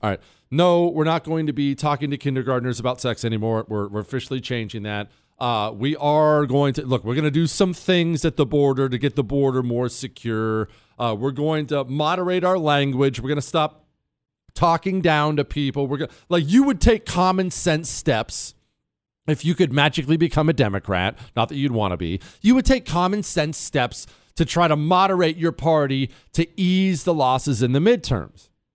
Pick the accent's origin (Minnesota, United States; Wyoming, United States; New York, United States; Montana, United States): Montana, United States; also born or lived in Ohio; we moved to Montana